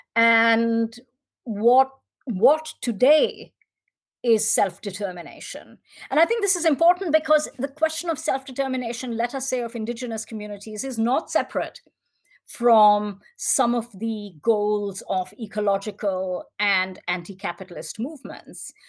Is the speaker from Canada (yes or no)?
no; India; as an Indian